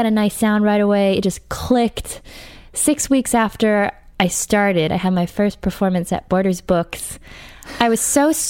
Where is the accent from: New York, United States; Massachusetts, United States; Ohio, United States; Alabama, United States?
Massachusetts, United States; Brookline; No, I'm from Brookline, Massachusetts.